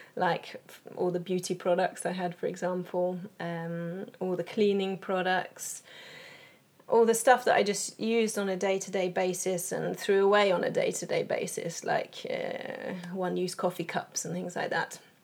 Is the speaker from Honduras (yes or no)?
no; England, United Kingdom; moved away as an adult; now in Sweden; I am originally from England, but I've lived in Sweden for 11 years